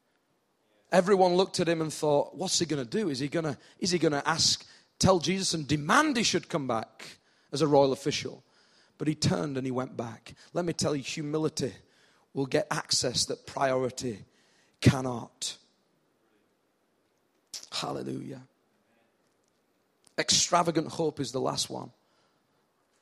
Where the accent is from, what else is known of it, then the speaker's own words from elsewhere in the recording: United Kingdom; accent: northern; In my northern accent